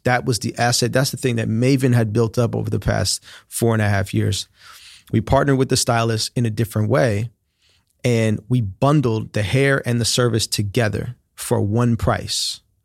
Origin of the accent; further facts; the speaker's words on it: Oakland, California, United States; moved away as an adult; also born or lived in China / Miami; I'm from here, I'm from Oakland.